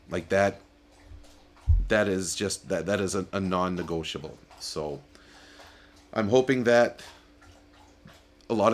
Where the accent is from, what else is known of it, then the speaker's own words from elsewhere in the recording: Canada; I love being Canadian.